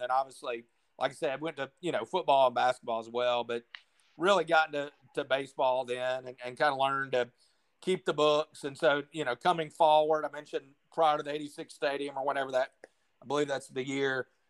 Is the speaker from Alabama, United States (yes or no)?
no; Jackson, Mississippi, United States; they ended up moving back to Mississippi later. So I grew up in Jackson as a state fan.